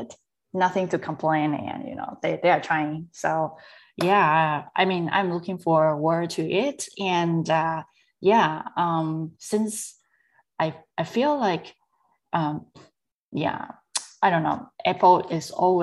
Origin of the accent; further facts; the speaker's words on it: Taiwan; I was born and raised in Taiwan